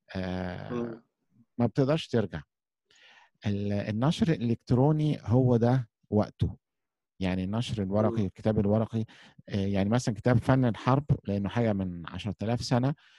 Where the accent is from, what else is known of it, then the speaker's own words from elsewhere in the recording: Egypt; احنا عندنا في مصر